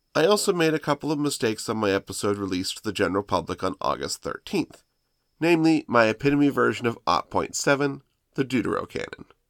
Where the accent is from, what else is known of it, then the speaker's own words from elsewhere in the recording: United States; I'm an American